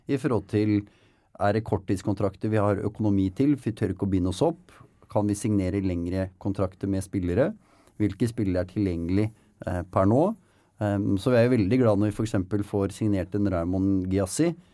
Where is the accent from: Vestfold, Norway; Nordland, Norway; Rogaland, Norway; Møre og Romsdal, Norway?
Vestfold, Norway; Nykirke; jeg er fra Nykirke. Ja, men... På utsida av Horten.